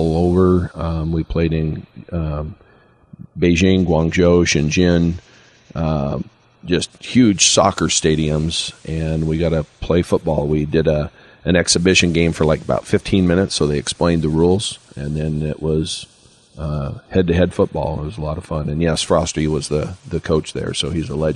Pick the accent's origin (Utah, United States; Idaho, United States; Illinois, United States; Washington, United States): Idaho, United States; American Falls; I grew up in American Falls, and I participated in football, basketball, and track.